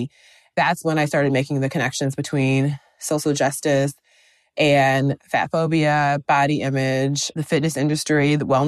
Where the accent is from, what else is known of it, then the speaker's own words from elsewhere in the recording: Midwest, United States; And I think growing up in the Midwest and then going to a school where I was the only like Black girl in my class